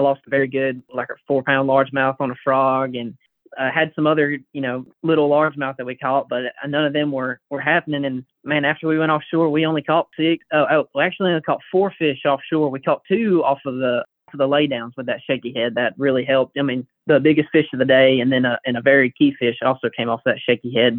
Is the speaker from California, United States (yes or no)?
no; Jacksonville area, Alabama, United States; I went to school in uh, Pleasant Valley. It's a school maybe 20 minutes outside of JSU